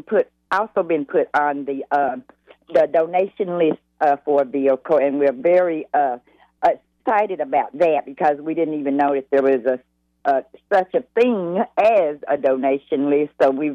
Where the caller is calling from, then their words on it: Lawndale, North Carolina, United States; I'm calling in from Lawndale, North Carolina. That's about an hour away from Charlotte.